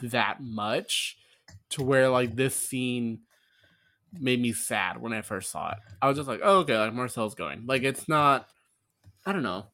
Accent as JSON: {"language": "English", "region": "New York", "country": "United States", "said": "I'm a New Yorker"}